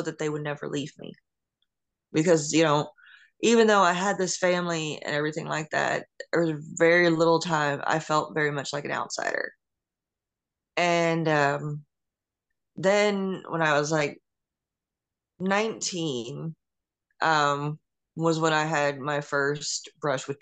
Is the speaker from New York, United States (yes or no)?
yes; Westbury, New York, United States; also born or lived in Mount Sinai, New York; I was born in Nassau County in Long Island, New York